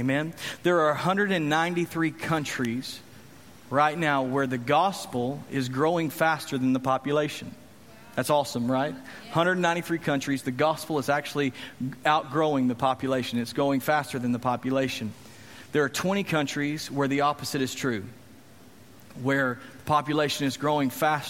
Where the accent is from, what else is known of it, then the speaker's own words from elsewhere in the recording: Texas, United States; Well, we're from Texas. Everybody's Christian in Texas.